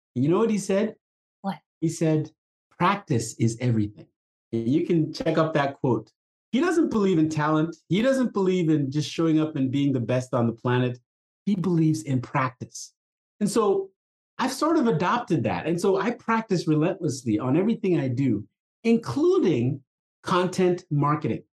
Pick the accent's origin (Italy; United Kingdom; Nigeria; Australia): Nigeria; moved away; I grew up in Africa. Uh, I was a brand new young little child in, in the late 60s when there was a, a civil war happening in my country. Country it was it was, called Biafra. It was trying to break away from the parent company uh, country called uh, Nigeria